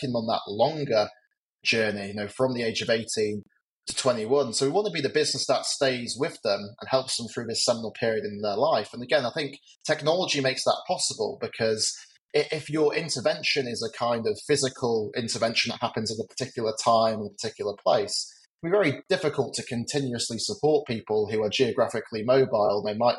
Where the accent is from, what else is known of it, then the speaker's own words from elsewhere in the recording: England, United Kingdom; I grew up just outside London.